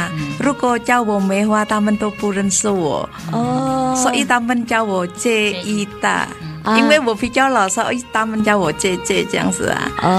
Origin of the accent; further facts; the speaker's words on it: Indonesia; Chinese is a second language; now in Taiwan; 好，我们在印尼那那边叫